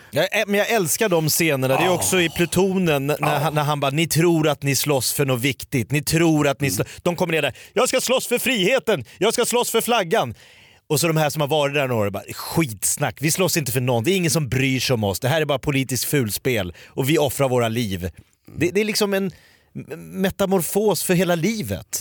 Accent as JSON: {"language": "Swedish", "country": "Sweden", "said": "jag är från Hökåsberg"}